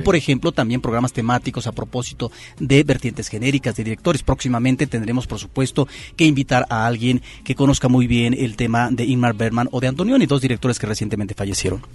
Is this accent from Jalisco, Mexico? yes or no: no; Xalapa, Veracruz, Mexico; el Cine Jalapa, Variedades de Jalapa, la capital del estado de Veracruz. Ahí es donde yo de niño me refugiaba